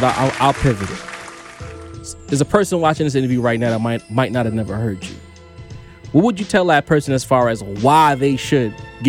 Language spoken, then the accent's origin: English; New York, United States; being a New Yorker